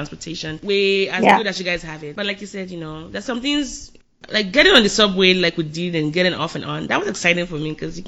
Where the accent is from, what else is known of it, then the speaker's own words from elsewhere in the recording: Nigeria; moved away as an adult; now in United States; I grew up in Nigeria